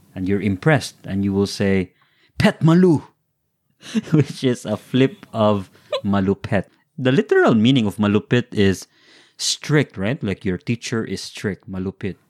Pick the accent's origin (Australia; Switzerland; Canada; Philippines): Philippines; as Filipino